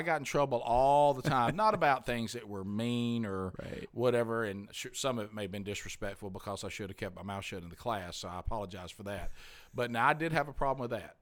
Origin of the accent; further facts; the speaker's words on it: Alabama, United States; I'm from Alabama